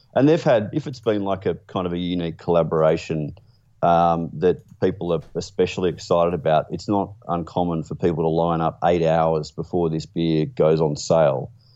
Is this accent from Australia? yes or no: yes; Australia; being an Australian